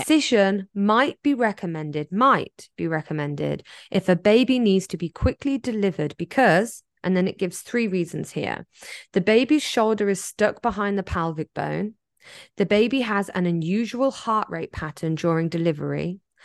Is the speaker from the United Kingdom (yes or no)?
yes; England, United Kingdom; now in Taiwan; I'm English, not American